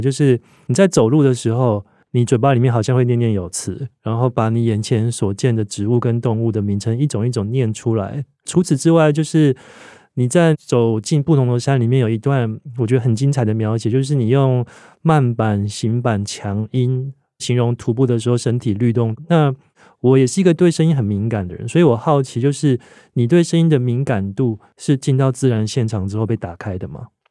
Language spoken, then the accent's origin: Chinese; Taiwan; 我们从小在台湾社会长大